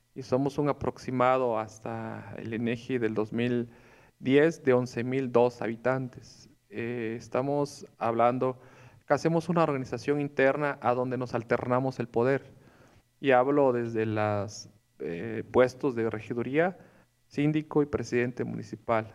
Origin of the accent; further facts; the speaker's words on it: Tlacotepec, Morelos, Mexico; also born or lived in Jonacatepec / Puebla; Yo soy del pueblo de Tlacotepec, perteneciente al municipio de Milpas. Fui formado, crecido, criado en mi pueblo, ahí en Tlacotepec, hasta el nivel secundario